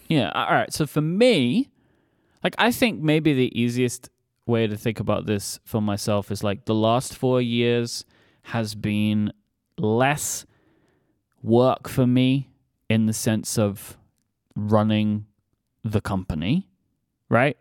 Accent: London, United Kingdom; accent: Cockney; my hometown

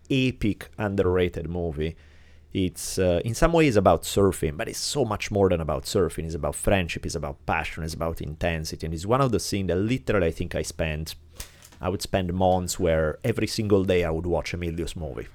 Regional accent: Italy; moved away; growing up in Italy

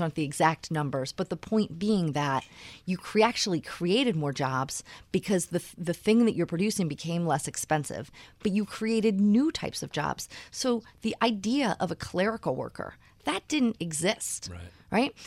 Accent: Philadelphia, Pennsylvania, United States; moved away as an adult; I grew up in Philadelphia.

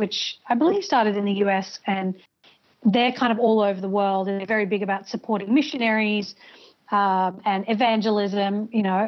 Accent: Brisbane, Queensland, Australia; moved away as an adult; also born or lived in Birmingham, United Kingdom; now in Los Angeles, United States; I grew up in Brisbane, Australia, but I was actually born in the UK, in Birmingham, another city beginning with B. But I migrated to Australia when I was 8 with my family

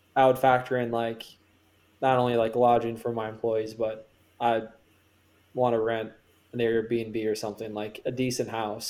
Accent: Minnesota, United States; now in Pittsburgh, United States; I'm from Minnesota

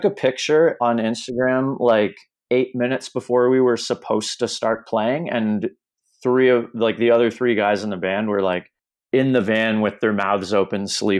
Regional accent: Canada; now in Toronto, Canada; I'm from Canada.

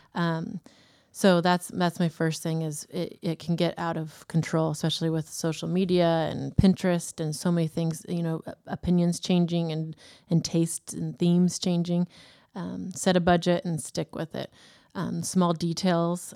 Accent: Davis, California, United States; now in Woodland, United States; I grew up in Davis.

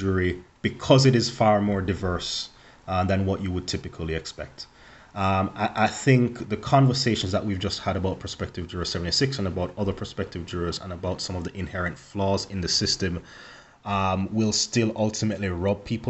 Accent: Jamaica; moved away; me growing up in Jamaica

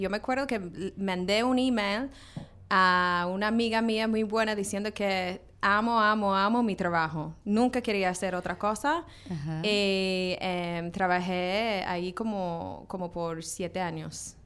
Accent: Australia; now in New York, United States; crecí en Australia

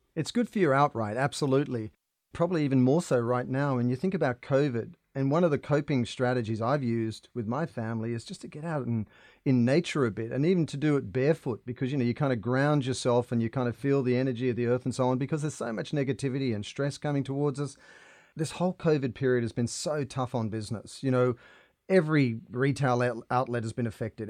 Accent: Australia; I grew up in Australia in the water

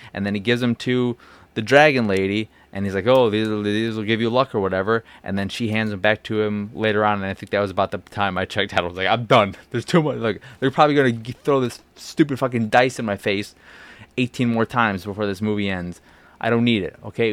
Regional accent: Chicago, Illinois, United States; as a Chicagoan

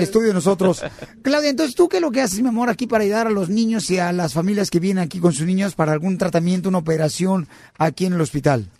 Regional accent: Mexico; moved away; mi pueblo, Cotlán

